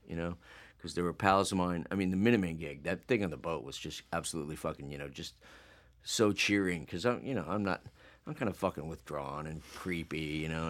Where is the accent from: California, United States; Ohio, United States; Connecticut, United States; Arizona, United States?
Arizona, United States; Phoenix; we're from Phoenix